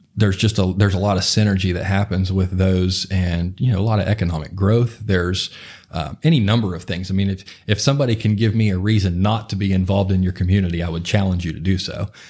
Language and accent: English; Morgantown, West Virginia, United States; grew up in the, uh, in the Cheat Lake area of Morgantown, um, and still live there currently